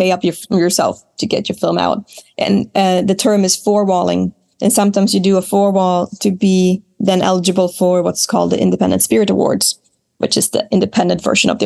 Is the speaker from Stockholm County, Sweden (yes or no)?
no; Smygehuk, Skåne, Sweden; I grew up in Smygehuk in Sweden, which is the most southern point of the entire country.